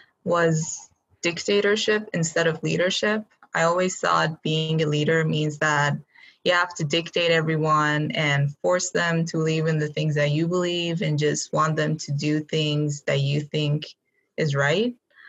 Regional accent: Iran; now in United States; So I was like born and raised in Iran

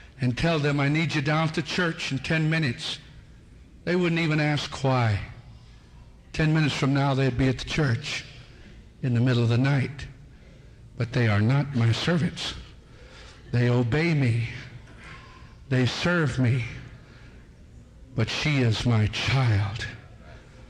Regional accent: United States; Being an American citizen

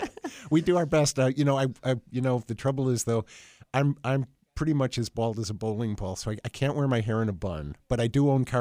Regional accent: near Oneida, New York, United States; now in Delaware County, United States; I grew up not far from Oneida, New York

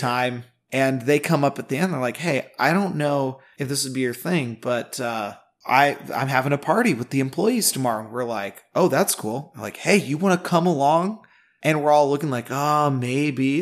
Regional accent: Nebraska, United States; I'm from Nebraska

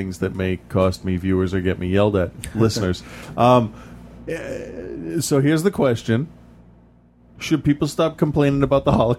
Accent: United States; I'm American.

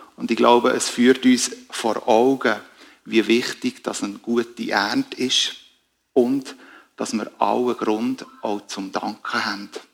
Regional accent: Switzerland; wir als Schweizer

